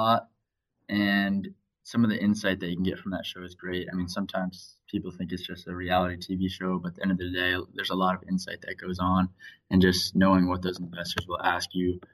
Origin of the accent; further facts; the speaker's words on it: Washington, District of Columbia, United States; moved away as an adult; now in San Diego, United States; I grew up in Washington, D.C. and originally moved out here 4 years ago to start college at the University of San Diego.